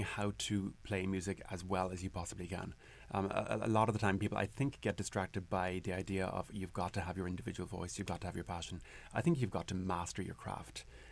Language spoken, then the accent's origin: English; Carrigaline, Munster, Ireland; moved away as an adult; now in Whittier, United States; the church that I grew up in Carrigaline, in Cork, in Ireland